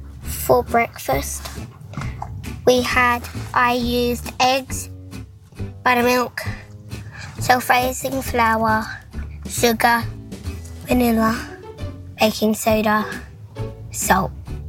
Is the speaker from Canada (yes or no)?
no; Western Australia, Australia; I am 6 years old. I am from Western Australia